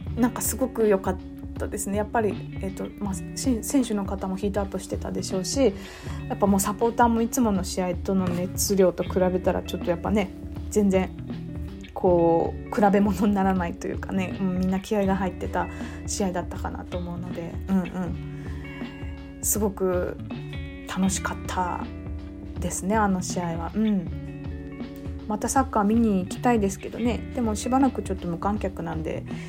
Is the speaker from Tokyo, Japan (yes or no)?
no; Fukuoka, Japan; 私福岡県民なんですけど